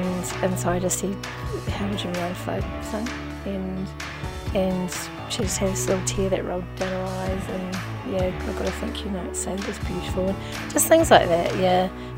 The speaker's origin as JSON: {"language": "English", "town": "Invercargill", "region": "Southland", "country": "New Zealand", "tie": "born there", "lives_now": "Christchurch, New Zealand", "said": "I live in Christchurch. I was born in Invercargill, but don't hold that against me."}